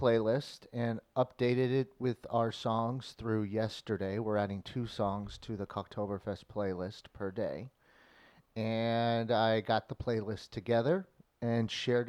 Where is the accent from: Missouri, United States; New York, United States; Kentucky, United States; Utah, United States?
Missouri, United States; O'Fallon; O'Fallon, Missouri? Yeah. My hometown?